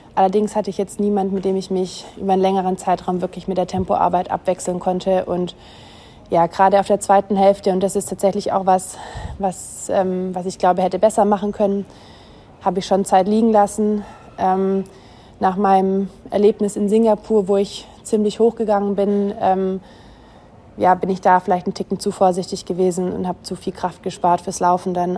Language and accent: German; Germany; als Deutsche